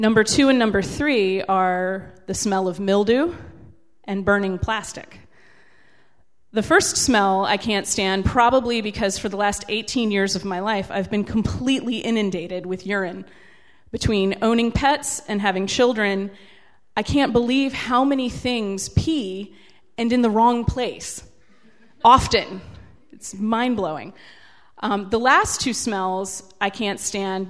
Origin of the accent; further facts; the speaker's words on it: Carrollton, Virginia, United States; I grew up out in Carrollton, which is about 20 miles from here.